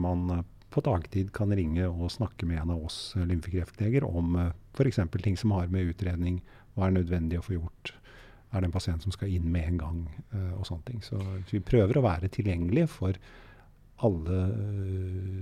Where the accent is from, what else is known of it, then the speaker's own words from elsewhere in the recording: Oslo, Norway; first language German; moved away as an adult; also born or lived in Germany; Oslo og der hvor jeg var oppvokst